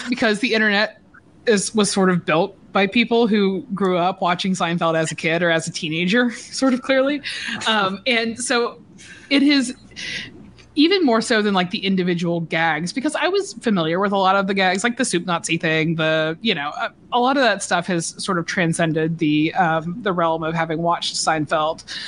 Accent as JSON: {"language": "English", "region": "Georgia", "country": "United States", "moved": "as an adult", "lives_now": "New York, United States", "said": "I'm from Georgia"}